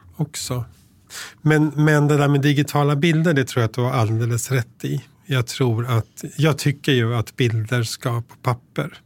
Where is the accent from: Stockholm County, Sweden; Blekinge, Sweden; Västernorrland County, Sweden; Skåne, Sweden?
Stockholm County, Sweden; Tyresö; moved away; jag växte upp i Tyresö utanför Stockholm